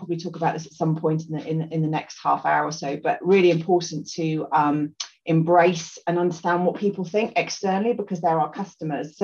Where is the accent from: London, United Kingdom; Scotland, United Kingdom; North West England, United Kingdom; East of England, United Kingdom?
Scotland, United Kingdom; also born or lived in Lambourn, Berkshire; I grew up in Scotland